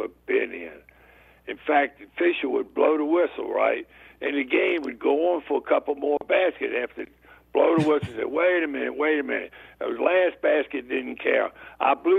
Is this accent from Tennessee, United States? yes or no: no; Norfolk, Virginia, United States; When I was growing up in the South, in Norfolk, Virginia